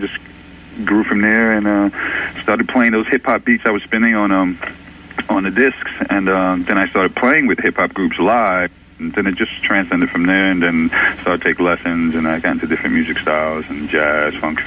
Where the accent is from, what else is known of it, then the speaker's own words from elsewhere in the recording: New York City, New York, United States; I grew up in the Bronx